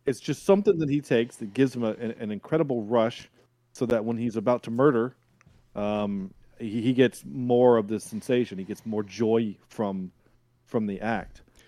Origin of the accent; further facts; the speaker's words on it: the South, United States; I am from the South